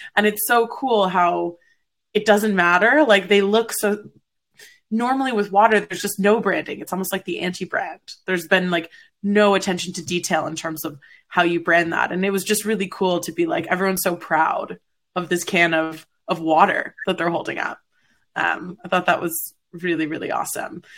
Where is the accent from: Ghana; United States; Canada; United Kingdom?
Canada; I'm Canadian, so PBR is like water to us